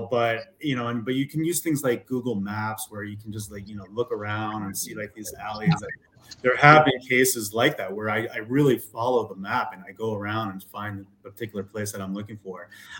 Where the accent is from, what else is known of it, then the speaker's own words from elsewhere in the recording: New York, United States; also born or lived in Los Angeles; now in Denver, United States; I'm originally from New York. I now live in Denver via LA, where I lived for 20 years.